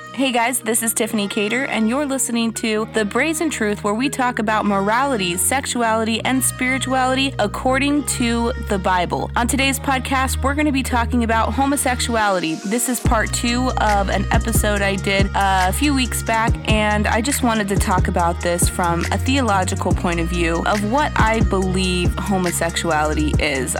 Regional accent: Mexico; I was born in Mexico. Um, I grew up eating that stuff

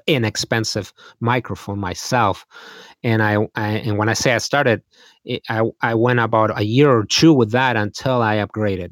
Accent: Madrid, Community of Madrid, Spain; moved away as an adult; now in Green Bay, United States; I am from Madrid, Spain, and I grew up there

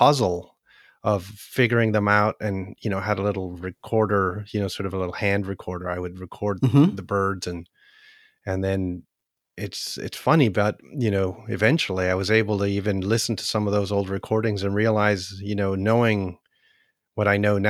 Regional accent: Chile; born there; also born or lived in Canada; Well, I was born in Chile, so what I did, you know, in Canada, at that time, when I was going to high school

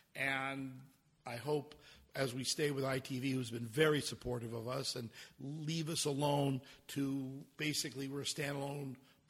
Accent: New York, United States; and dealt with all the crazy people, and growing up in New York, and I'd taken her to Rao's, and we had some fun.

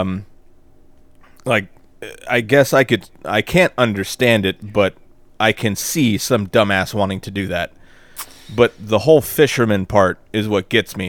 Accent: the South, United States; we're from the South

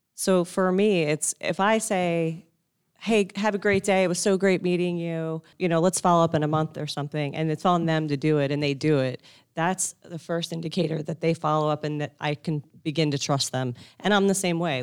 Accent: Northeast, United States; I grew up in the Northeast

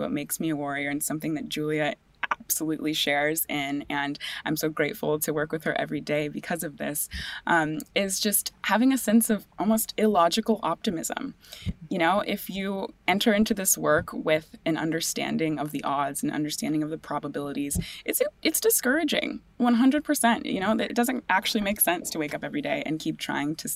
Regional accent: California, United States; I grew up in California in the mountains and in the ocean

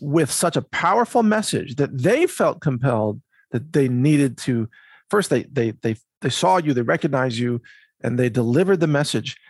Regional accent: Midwest, United States; I grew up in the Midwest, went to university in the Midwest

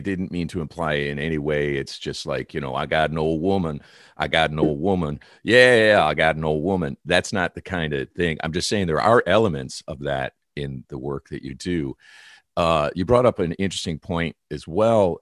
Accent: Detroit, Michigan, United States; now in California, United States; I am a Californian at this point, but I started off in Detroit.

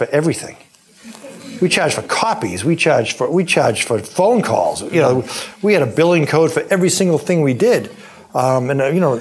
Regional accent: Weymouth, Massachusetts, United States; I ran for office in my hometown of Weymouth

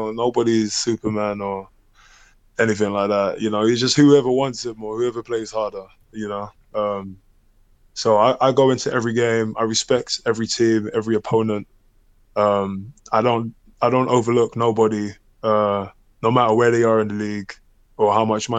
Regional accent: London, United Kingdom; moved away as an adult; where I grew up in Hackney

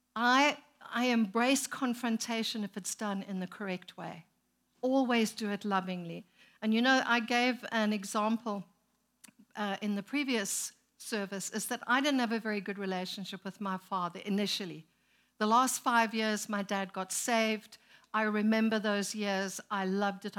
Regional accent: Zimbabwe; moved away as an adult; also born or lived in South Africa; now in United States; we were born and raised in Zimbabwe, planted a church there, moved to South Africa, planted a church, came here

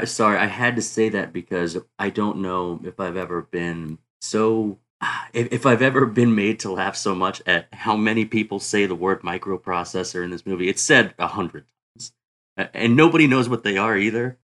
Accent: the South, United States; I grew up in the South

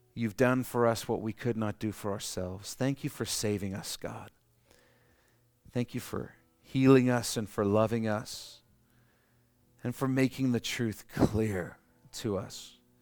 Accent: Canada; we're Canadian

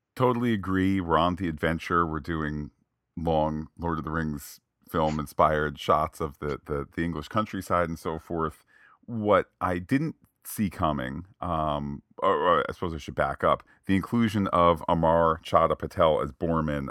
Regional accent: United States; as an American

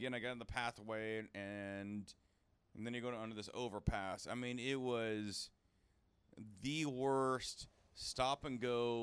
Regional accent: Seattle, Washington, United States; I've done this in Seattle growing up in Seattle

